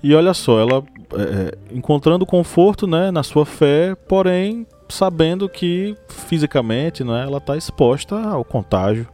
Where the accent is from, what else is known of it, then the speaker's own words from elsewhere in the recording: Uauá, Bahia, Brazil; a cidade onde eu nasci chama-se Uauá, encravada no interior da Bahia.